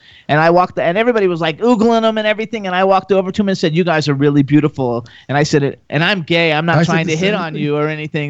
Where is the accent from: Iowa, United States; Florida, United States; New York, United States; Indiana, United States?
Florida, United States; West Palm Beach; I actually grew up in West Palm Beach. West Palm. I'm everything native Florida, so Miami, West Palm Beach. I went to high school in Jacksonville, college in Gainesville, and when I graduated, I lived in Fort Lauderdale, Pompano, and Boca.